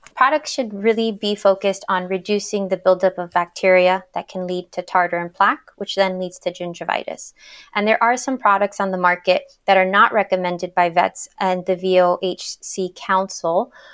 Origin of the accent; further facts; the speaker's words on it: Miami, Florida, United States; moved away as an adult; now in Washington, D.C., United States; I'm originally from Miami, Florida